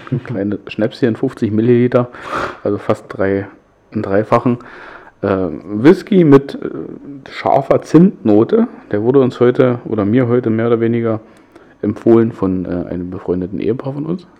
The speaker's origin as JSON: {"language": "German", "town": "Hoyerswerda", "region": "Saxony", "country": "Germany", "tie": "born or raised there", "said": "meine Heimatstadt"}